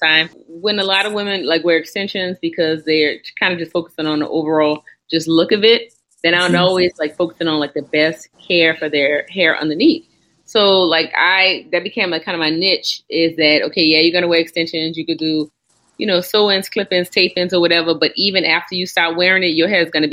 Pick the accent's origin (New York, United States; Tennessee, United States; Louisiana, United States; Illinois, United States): Louisiana, United States; New Orleans; I'm from New Orleans. It's hot down here.